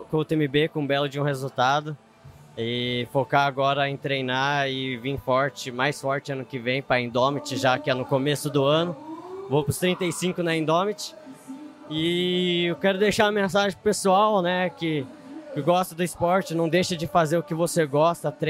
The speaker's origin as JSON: {"language": "Portuguese", "region": "Serra da Mantiqueira", "country": "Brazil", "said": "sou da, como você disse, sou da Mantiqueira, lá é frio, acostumado com frio."}